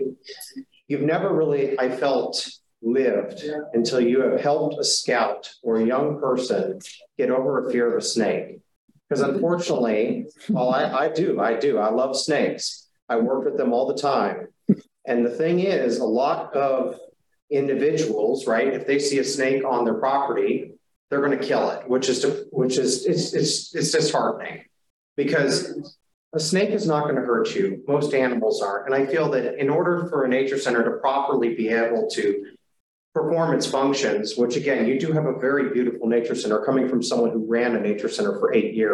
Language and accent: English; Ohio, United States; moved away; I'm originally from Ohio.